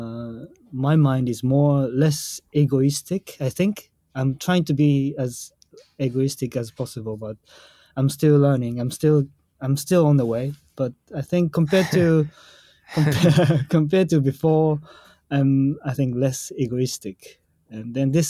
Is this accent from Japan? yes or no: yes; Japan; English is a second language; moved away as an adult; also born or lived in Berlin, Germany / Kyoto, Japan; my hometown or my home country, Japan